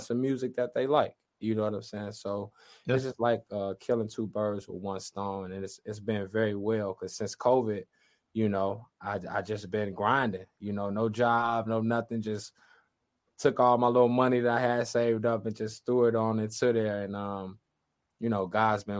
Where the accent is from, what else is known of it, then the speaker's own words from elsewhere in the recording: Chicago, Illinois, United States; we're from Chicago